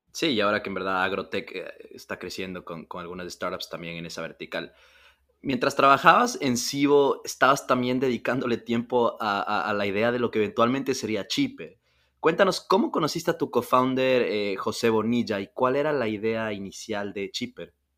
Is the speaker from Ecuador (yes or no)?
yes; Ecuador; yo soy ecuatoriano, creciendo en Ecuador